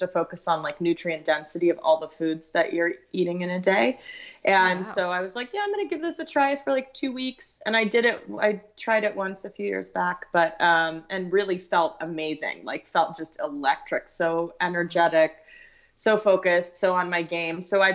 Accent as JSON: {"language": "English", "region": "Texas", "country": "United States", "tie": "born or raised there", "said": "I grew up in Texas"}